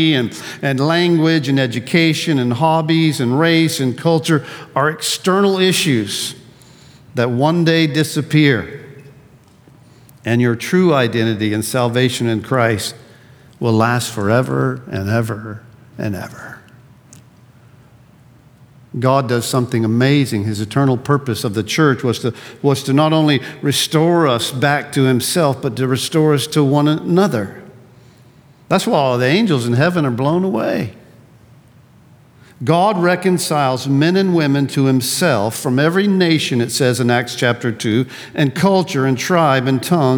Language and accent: English; Pensacola, Florida, United States; also born or lived in Gulf Breeze; I'm from Northwest Florida. I'm from the South, a surfer, born and raised in Pensacola and Gulf Breeze